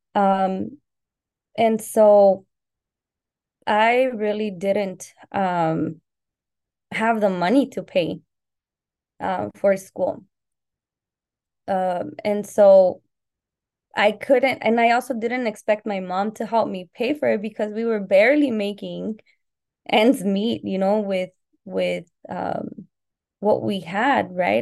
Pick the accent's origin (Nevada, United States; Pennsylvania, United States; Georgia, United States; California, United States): California, United States; Southern; also born or lived in Colima, Mexico / Puerto Vallarta, Jalisco, Mexico; I arrived in the U S when I was six years old, so in the early nineties. Um, and I lived in Southern California, where I've lived most of my life